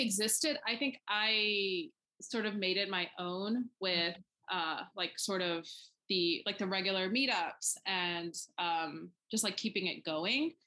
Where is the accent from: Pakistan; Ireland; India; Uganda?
Pakistan; now in United States; I am an immigrant. Like I was born in Pakistan, so that's still very important to me